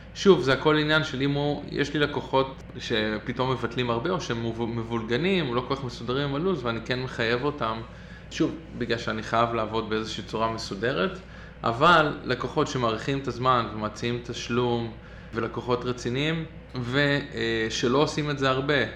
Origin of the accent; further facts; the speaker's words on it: Israel; now in Brooklyn, United States; אני ישראלי מצוי